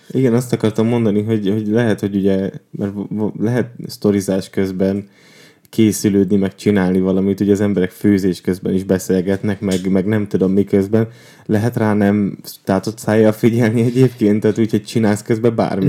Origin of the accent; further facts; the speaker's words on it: Tiszaújváros, Borsod-Abaúj-Zemplén, Hungary; now in Budapest, Hungary; én Tiszaújvárosban nőttem fel